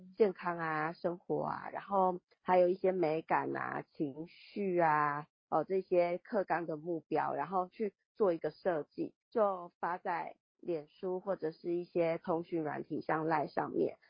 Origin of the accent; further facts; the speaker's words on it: Taiwan; 对我们台湾人民可能 来讲